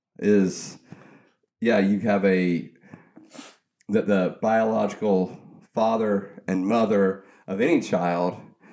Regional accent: South Georgia, United States; I'm born and raised in South Georgia

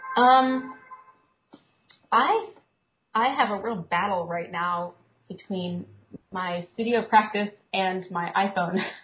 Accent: Kansas City, Missouri, United States; now in Brooklyn, United States; I grew up in Kansas City

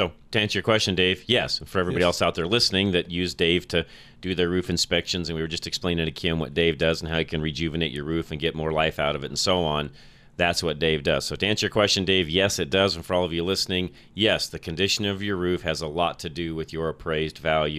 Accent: Colorado, United States; Growing up in Colorado

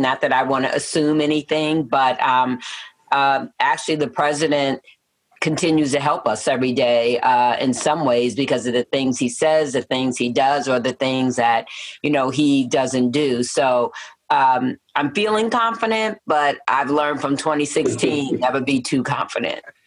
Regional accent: New York City, New York, United States; moved away as an adult; also born or lived in Peoria, Illinois / southern New Jersey; now in Matteson, United States; I was born and raised in Manhattan

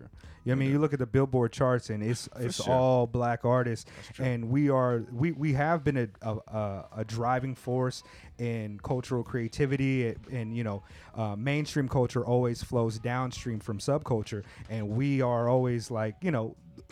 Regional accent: California, United States; I grew up in California.

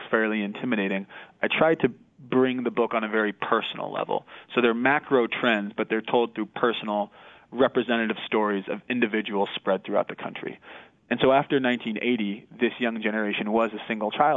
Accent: United States; I'm an American millennial.

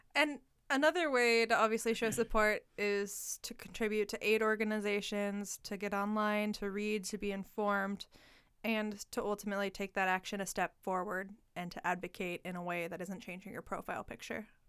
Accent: Portland, Oregon, United States; now in Eugene, United States; I went to Franklin High School in Portland

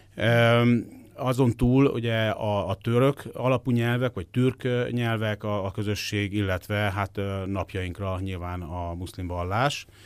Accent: Hungary

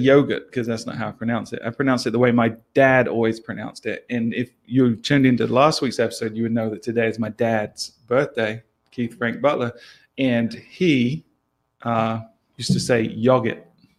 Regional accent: New Zealand; accent: New Zealand; My New Zealand accent.

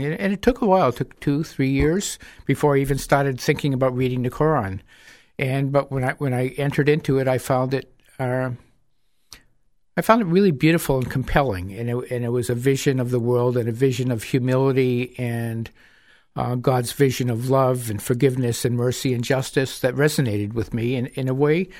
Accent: Manchester, New Hampshire, United States; I was born and raised here. My parents were from Lebanon. I was part of the Lebanese immigrant community in Manchester

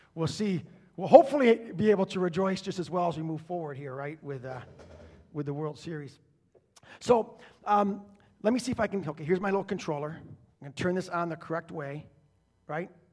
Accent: Detroit, Michigan, United States; also born or lived in Philadelphia; now in Southwest Florida, United States; being a Michigan guy and growing up in Detroit

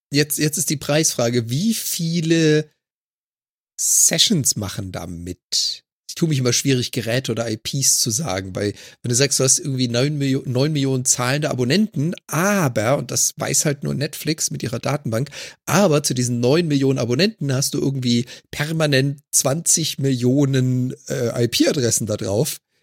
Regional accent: Germany; moved away as an adult; now in Canada; als Deutscher in Kanada

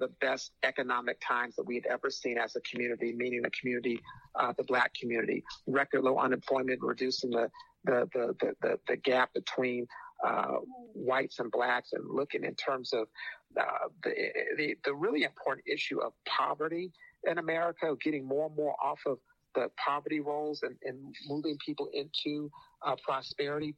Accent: Phoenix, Arizona, United States; I'm from Phoenix

